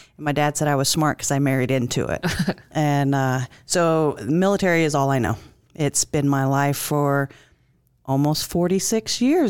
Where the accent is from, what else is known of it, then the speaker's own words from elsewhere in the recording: Alabama, United States; also born or lived in Minot, North Dakota; I was born in Minot, North Dakota. I don't remember it. I don't really claim it, only because I was a baby when we moved. I do claim Alabama.